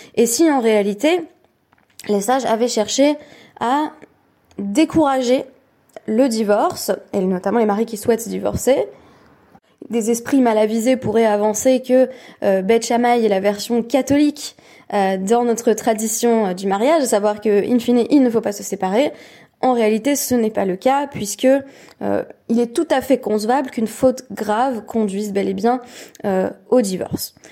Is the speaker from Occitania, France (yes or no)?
yes; Perpignan, Occitania, France; moved away; je suis sur le point de quitter Perpignan, ma ville natale